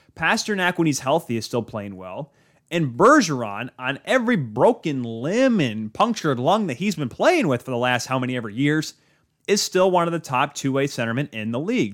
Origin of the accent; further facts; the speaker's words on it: Grand Rapids, Michigan, United States; here in my hometown of Grand Rapids, Michigan